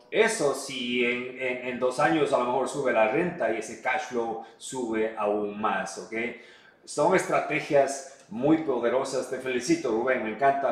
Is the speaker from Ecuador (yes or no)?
yes; Ecuador; moved away; hablo español, soy ecuatoriano, conozco la, la comunidad